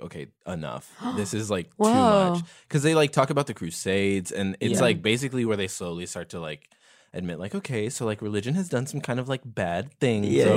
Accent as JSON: {"language": "English", "town": "Harvey", "region": "Illinois", "country": "United States", "tie": "born or raised there", "said": "I grew up in Harvey, which is technically a suburb of Chicago"}